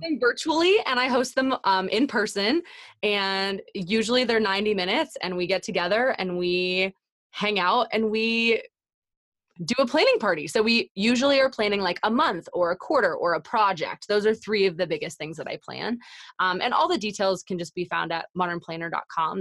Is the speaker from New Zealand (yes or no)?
no; Canada; I'm Canadian